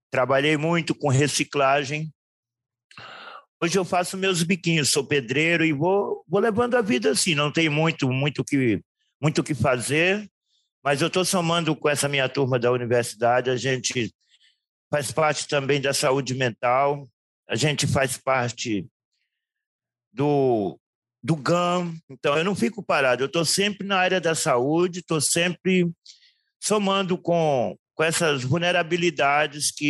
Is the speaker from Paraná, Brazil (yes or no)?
no; Minas Gerais, Brazil; now in Santos, Brazil; E sou de Minas, não sou daqui de São Paulo, sou mineiro.